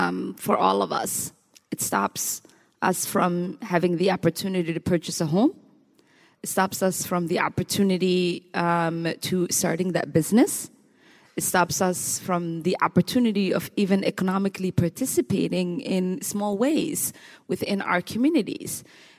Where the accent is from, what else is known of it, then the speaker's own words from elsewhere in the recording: Minnesota, United States; And so even though the sub-Saharan heat in me has not totally transcended to the Minnesota in me, I have been known to walk around in D.C. without a jacket.